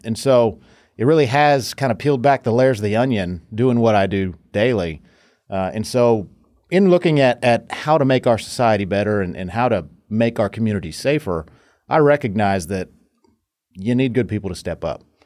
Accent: Fort Worth, Texas, United States; also born or lived in Maryland / North Carolina; I was born and raised right here in Fort Worth in Tarrant County

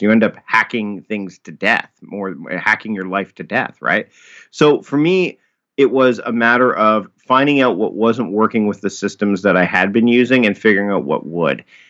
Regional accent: Hamilton, Ontario, Canada; moved away as an adult; now in Victoria, Canada; I was born and raised in Hamilton, Ontario

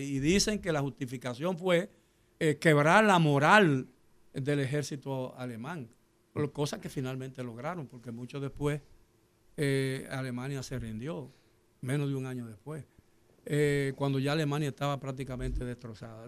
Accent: Dominican Republic; yo soy dominicano porque nací en la República Dominicana

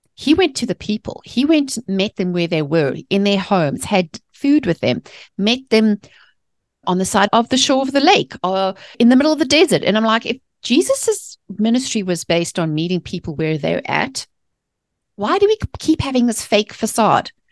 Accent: Johannesburg, Gauteng, South Africa; born or raised there; moved away as an adult; also born or lived in England; now in United States

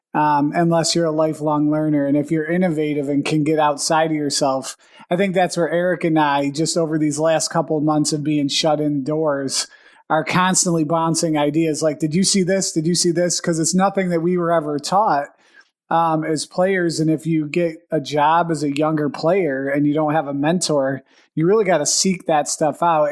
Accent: Buffalo, New York, United States; We're both from the Buffalo area. We're still in the Buffalo area

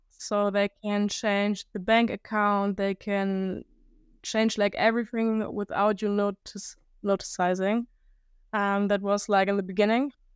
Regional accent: Germany; English is a second language; I'm from Germany

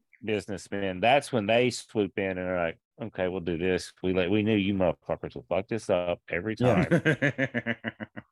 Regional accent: Tennessee, United States; I'm from Tennessee.

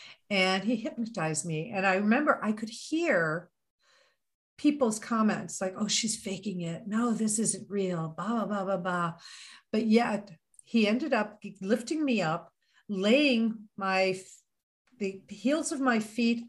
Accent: Missouri, United States; You know, it's always like that Missouri thing, you know, I'm from Missouri, show me.

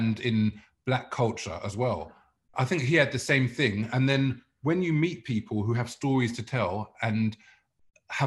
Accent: London, United Kingdom; also born or lived in South Africa; I grew up in Muswell Hill

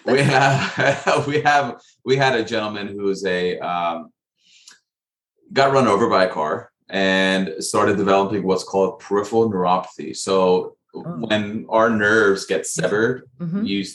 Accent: Dallas, Texas, United States; I grew up in Dallas, Texas

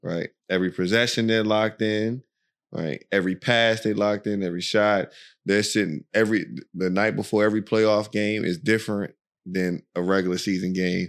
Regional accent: United States; moved away as an adult; also born or lived in Virginia / Maryland; now in Dubai, United Arab Emirates; we're from America, you know, we're from the U S, well, Virginia is where we reside, Virginia, Maryland

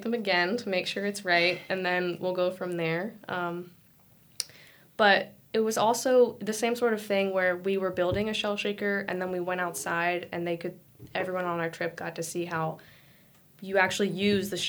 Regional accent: Richmond, Virginia, United States; I grew up in Richmond looking at the James River

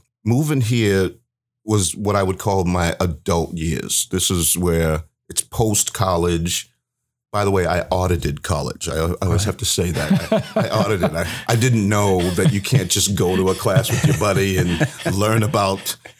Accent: Baltimore, Maryland, United States; also born or lived in New York / Massachusetts; I am from the East Coast originally. So I grew up, born in New York, went to Massachusetts shortly thereafter, then Maryland, Baltimore, Maryland. So I'm an East Coast baby.

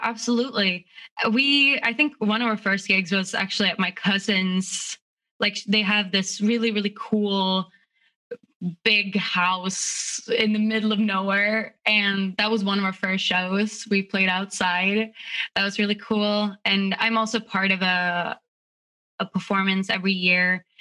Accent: Stockholm, Stockholm County, Sweden; moved away as an adult; now in United States; I grew up in Stockholm, which is the capital

